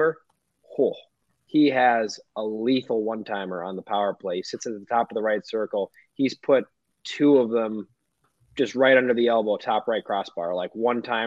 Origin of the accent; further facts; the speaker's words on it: Minnesota, United States; now in Iowa, United States; as a Minnesotan